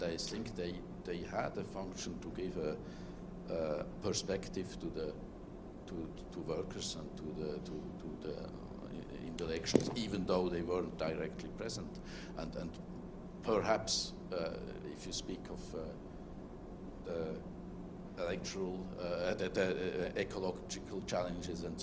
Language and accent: English; Switzerland; I'm from Switzerland